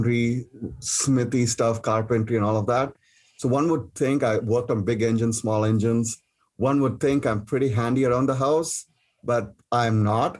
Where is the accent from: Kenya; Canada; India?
India; moved away as an adult; now in United States; I came from India to pursue my master's